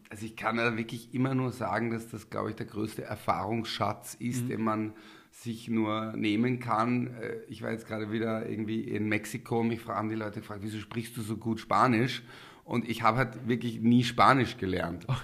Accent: Linz, Upper Austria, Austria; ich komme quasi aus Linz, äh, aus dem Gemeindebau, alleinerziehende Mutter, ähm, eher, sage ich mal, äh, Arbeiterniveau.

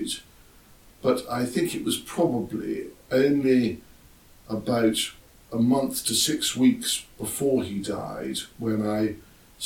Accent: Scotland, United Kingdom; moved away as an adult; also born or lived in Sussex; I was brought up in Scotland from the age of seven until I eventually left home

